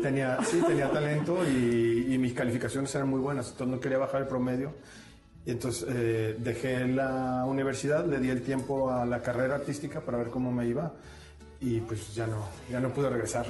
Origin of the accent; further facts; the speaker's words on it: Mexico; la adoptamos en México